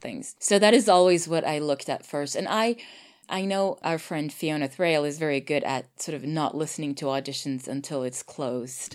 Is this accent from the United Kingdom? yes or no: no; Sweden; I'm Swedish